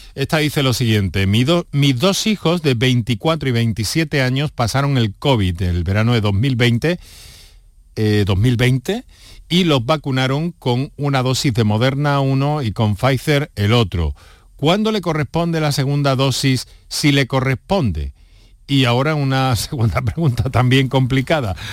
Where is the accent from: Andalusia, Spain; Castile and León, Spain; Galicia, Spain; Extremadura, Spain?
Andalusia, Spain; andaluces o como población o ciudadanos que vivimos en Andalucía